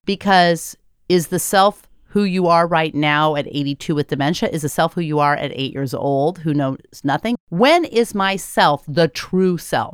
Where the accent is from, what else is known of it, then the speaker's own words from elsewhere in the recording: United States; as an American